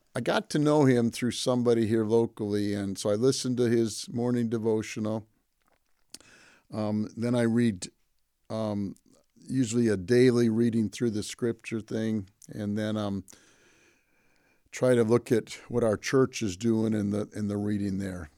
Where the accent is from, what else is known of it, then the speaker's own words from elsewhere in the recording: Pontiac, Michigan, United States; I grew up in Pontiac, Michigan